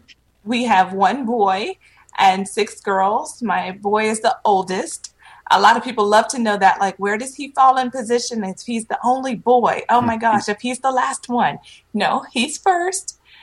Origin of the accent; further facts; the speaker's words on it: Petersburg, Virginia, United States; also born or lived in Panama City, Florida / San Antonio, Texas; So I originally am from Virginia. I was born in Petersburg, just south of Richmond. I lived in Virginia. We eventually moved to Panama City, Florida. And then I graduated high school in San Antonio, Texas.